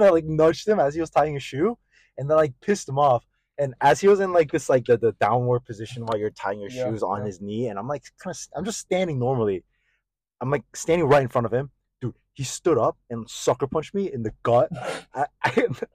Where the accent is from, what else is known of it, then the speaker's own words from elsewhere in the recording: Killeen, Texas, United States; first language Korean; English is a second language; I was born and raised here